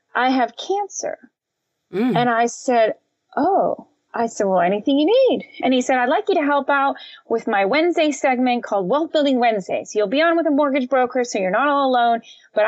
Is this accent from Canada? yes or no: no; Florida Keys, United States; We grew up in the Florida Keys